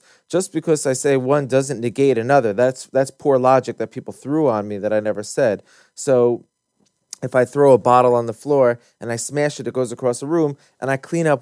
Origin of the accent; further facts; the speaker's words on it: United States; I grew up in America in public school.